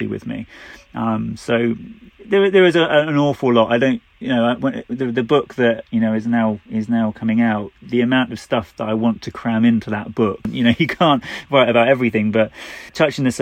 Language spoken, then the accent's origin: English; United Kingdom; we're British